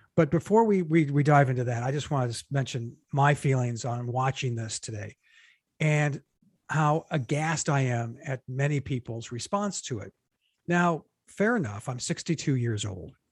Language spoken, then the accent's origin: English; United States; as an American